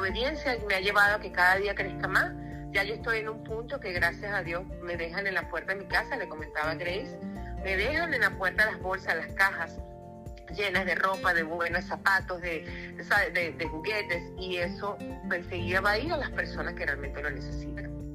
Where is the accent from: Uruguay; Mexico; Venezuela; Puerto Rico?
Venezuela; now in Orlando, United States; Yo soy venezolana de nacimiento